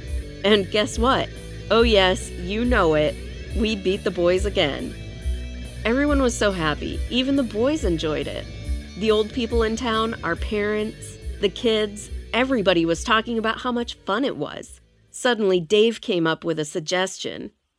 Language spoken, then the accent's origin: English; Andrews, Texas, United States; First, I need to take you to my hometown. Andrews, Texas is one small town in West Texas where everything is about oil and gas.